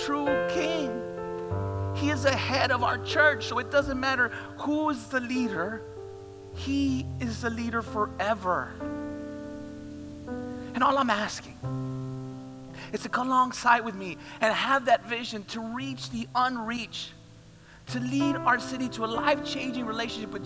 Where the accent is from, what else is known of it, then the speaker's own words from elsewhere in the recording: Laredo, Texas, United States; I love Laredo. This is my hometown.